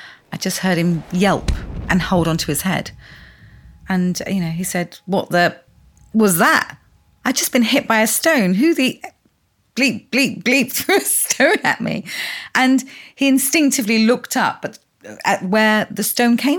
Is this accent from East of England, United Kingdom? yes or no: no; London, United Kingdom; I grew up here in West London